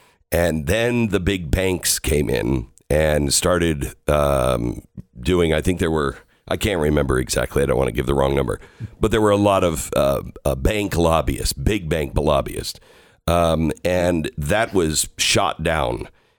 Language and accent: English; Seattle, Washington, United States; I'm from the Seattle area. I grew up in the Pacific Northwest. I've always wanted to go home and live in the Pacific Northwest.